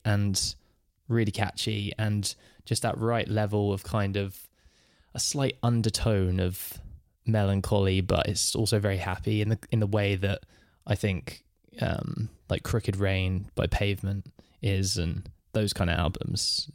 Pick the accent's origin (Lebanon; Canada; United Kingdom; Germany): United Kingdom; England; I'm from England